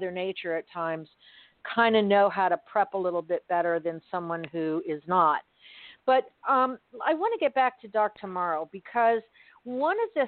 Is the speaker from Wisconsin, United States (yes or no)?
no; Miami, Florida, United States; I've lived in Florida all my life. I grew up in Miami.